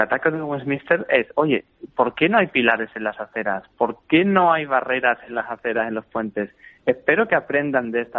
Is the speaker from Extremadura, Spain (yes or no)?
yes; Badajoz, Extremadura, Spain; moved away as an adult; also born or lived in Seville; now in Cambridge, United Kingdom; soy de Badajoz y, y, vivo en Cambridge en realidad